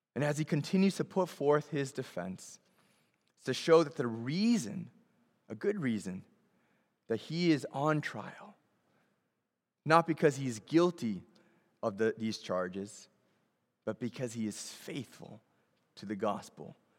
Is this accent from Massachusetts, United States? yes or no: yes; Boston, Massachusetts, United States; I grew up in Boston